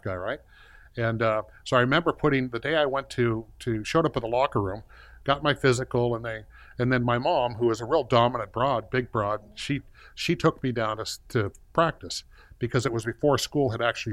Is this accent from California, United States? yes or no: yes; Compton, California, United States; I was born in Compton, California, and life was good in Southern California